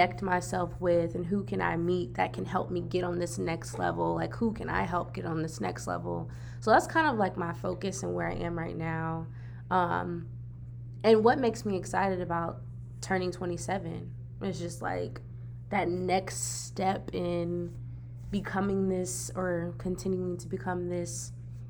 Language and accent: English; the South, United States; we are from the South